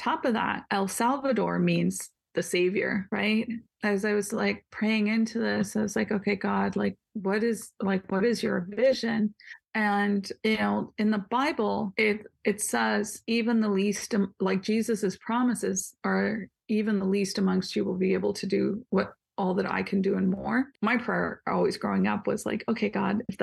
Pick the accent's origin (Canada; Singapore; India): India; now in Washington, United States; I live in Washington. I'm Indian